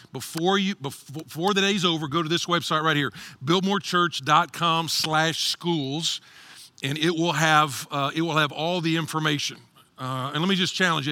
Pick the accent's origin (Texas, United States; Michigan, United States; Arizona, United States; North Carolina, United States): Texas, United States; I'm from Texas, and tumbleweed's big out there.